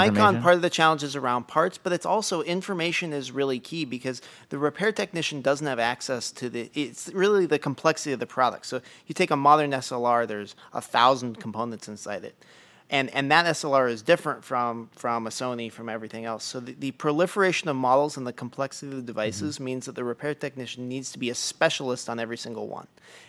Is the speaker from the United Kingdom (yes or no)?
no; Oregon, United States; The town that I grew up in Oregon, very picturesque place, lots of outdoor folks. When I was growing up, there were 3 camera stores. Now there are 0.